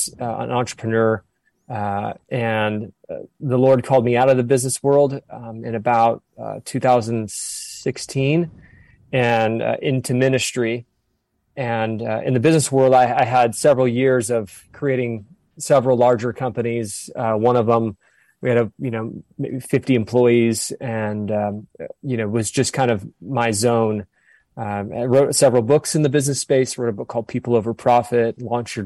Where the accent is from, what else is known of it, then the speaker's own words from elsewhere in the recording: Southern California, United States; moved away as an adult; also born or lived in Orange County, California / Bend, Oregon; now in Sedona, United States; born and raised in Southern California, moved to Orange County for a period of time